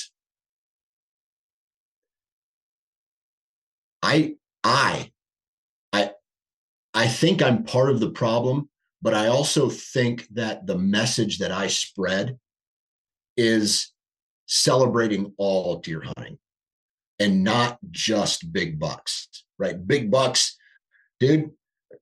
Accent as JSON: {"language": "English", "region": "Iowa", "country": "United States", "tie": "born or raised there", "said": "born and raised in Iowa. I live in Iowa"}